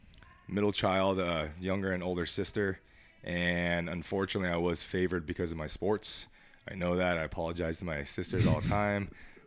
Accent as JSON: {"language": "English", "town": "Las Vegas", "region": "Nevada", "country": "United States", "tie": "born or raised there", "said": "I was born and raised here in Las Vegas, Nevada, and 36 years old"}